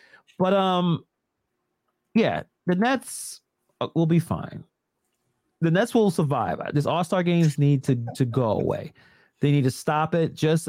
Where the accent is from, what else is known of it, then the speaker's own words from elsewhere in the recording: New York City, New York, United States; Yes, born and raised in Brooklyn, right next to BIG.